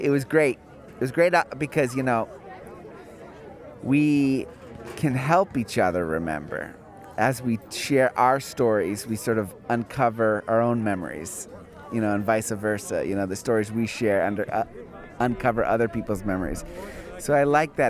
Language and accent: English; Los Angeles, California, United States; growing up in Venice